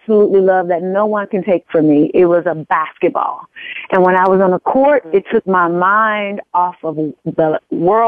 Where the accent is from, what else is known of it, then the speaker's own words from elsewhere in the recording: Wilson, Arkansas, United States; moved away as an adult; I'm originally from a little small town called Wilson, Arkansas, population of about 1,000